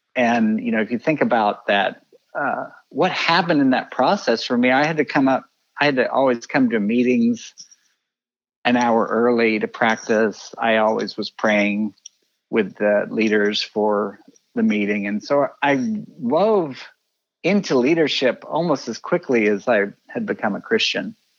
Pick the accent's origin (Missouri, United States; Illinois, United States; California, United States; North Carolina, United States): Missouri, United States; Kansas City; also born or lived in Texas / Colorado Springs; I grew up uh, in Kansas City. Uh, moved here a few months before I started kindergarten